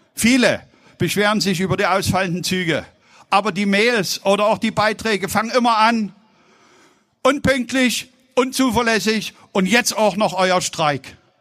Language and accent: German; Saxony, Germany; accent: Saxon; Wir sprechen Deutsch und ich spreche mit sächsischem Dialekt